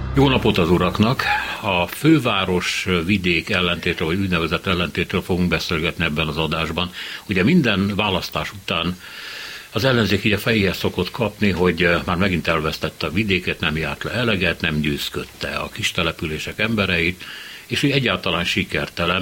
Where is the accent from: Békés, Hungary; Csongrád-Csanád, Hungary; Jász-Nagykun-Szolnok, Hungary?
Csongrád-Csanád, Hungary; Hódmezővásárhely; moved away as an adult; now in Budapest, Hungary; én Hódmezővásárhelyen születtem, én 18 éves koromban elmenekültem abból a kisvárosból